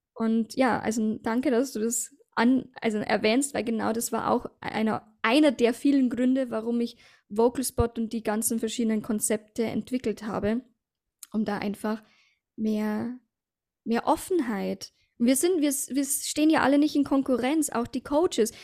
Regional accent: Passau, Bavaria, Germany; habe ich aber meinen Mann kennengelernt in Passau, in meiner Heimatstadt

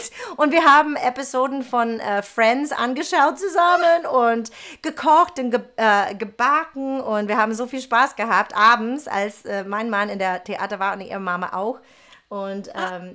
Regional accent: Texas, United States; German is a second language; moved away as an adult; also born or lived in New York / Möhringen; now in Germany; aus äh, Texas. Ne? Genau, genau. Ich habe kein Wort Deutsch gesprochen.

